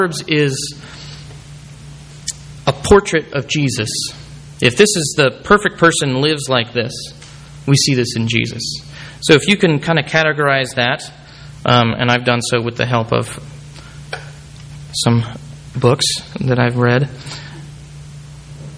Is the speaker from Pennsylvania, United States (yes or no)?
no; Bakersfield, California, United States; moved away; Kern County is my home county. I'm from Bakersfield